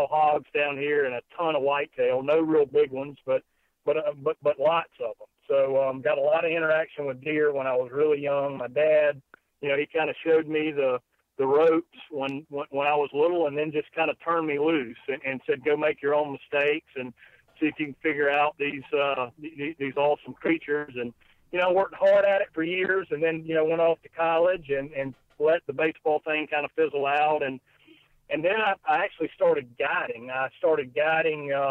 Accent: the South, United States; growing up in the South, whitetail has truly always been my my personal passion, and especially bow hunting.

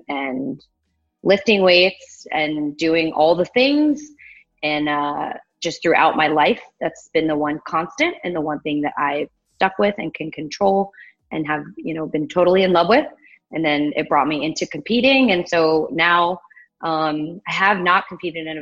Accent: Magnolia, Texas, United States; also born or lived in Houston, Texas; I grew up in the Woodland, well, Magnolia, so the suburbs.

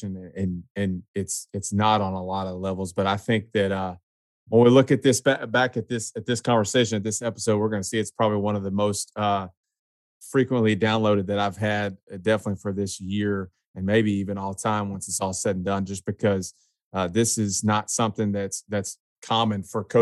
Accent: Huntsville, Texas, United States; also born or lived in Kerrville, Texas; now in Texarkana, United States; Huntsville questions. It's my hometown

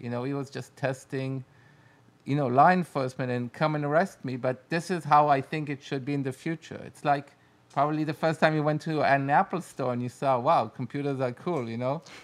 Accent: Israel; English is a second language; we're from Israel

